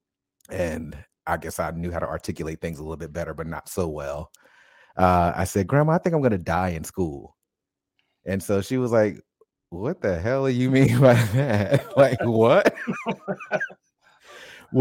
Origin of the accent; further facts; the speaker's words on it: Paterson, New Jersey, United States; moved away; I grew up in Paterson, New Jersey, probably about 20 minutes outside of Newark